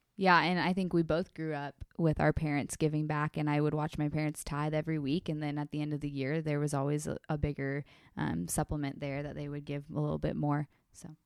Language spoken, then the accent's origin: English; California, United States; moved away; I'm originally from California, and I was home last weekend with my family